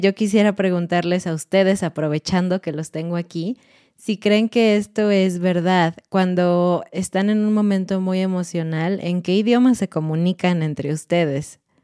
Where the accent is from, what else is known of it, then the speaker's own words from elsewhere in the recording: Mexico; soy mexicana y estoy casada con un mexicano